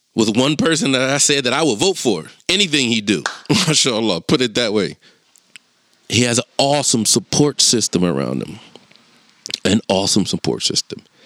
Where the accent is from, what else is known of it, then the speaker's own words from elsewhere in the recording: Chester, Pennsylvania, United States; I'm from Chester